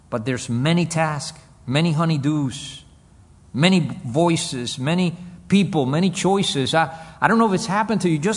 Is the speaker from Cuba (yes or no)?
yes; Cuba; born there; English is a second language; I was born in Cuba I grew up in this nation. English is my second language.